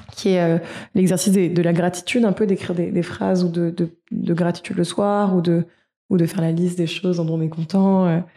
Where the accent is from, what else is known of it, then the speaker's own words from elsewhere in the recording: France; en tant que Français